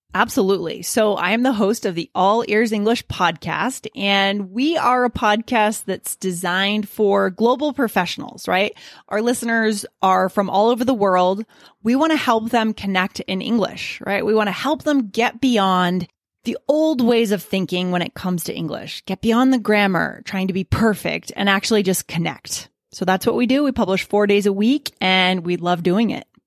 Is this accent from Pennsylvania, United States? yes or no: no; Keene, New Hampshire, United States; born or raised there